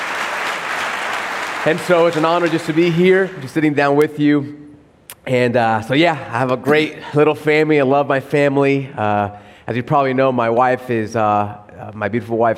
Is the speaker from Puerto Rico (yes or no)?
yes; Puerto Rico; moved away; also born or lived in Miami; And born and raised in Puerto Rico.